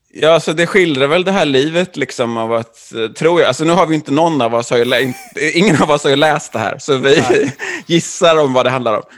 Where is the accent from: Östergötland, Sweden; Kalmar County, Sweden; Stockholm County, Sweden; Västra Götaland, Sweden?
Västra Götaland, Sweden; Jonsered; jag är från Jonsered.